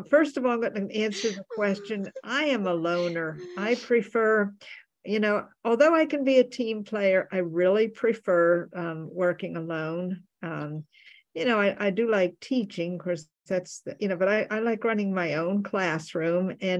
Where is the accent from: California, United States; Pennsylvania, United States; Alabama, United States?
Alabama, United States; accent: Alabama; And I lost my Alabama accent. It's going away now. I don't know where it went.